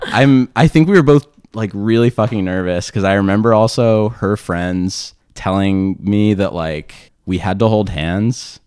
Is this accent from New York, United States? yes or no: no; Philadelphia, Pennsylvania, United States; accent: suburban Philadelphia; my suburban Philadelphia accent